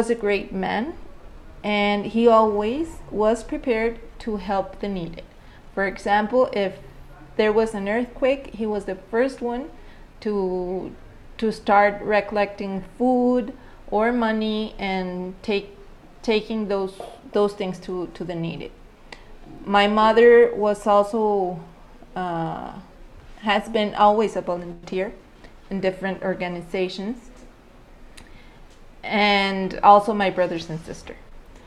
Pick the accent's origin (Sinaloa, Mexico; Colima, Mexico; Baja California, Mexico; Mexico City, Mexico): Mexico City, Mexico; I grew up in Mexico City 37 years ago